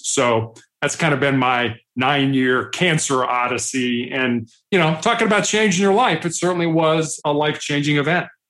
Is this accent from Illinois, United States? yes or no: yes; Chicago, Illinois, United States; also born or lived in Charleston, South Carolina; I'm from Chicago. I'm the oldest of three boys